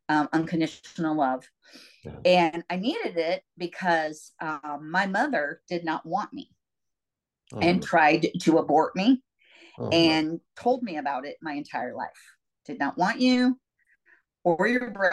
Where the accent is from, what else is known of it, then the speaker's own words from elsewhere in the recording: Ferguson, Missouri, United States; also born or lived in St. Louis, Missouri / Mountain Grove, Missouri; I actually grew up in what is now famous Ferguson, Missouri.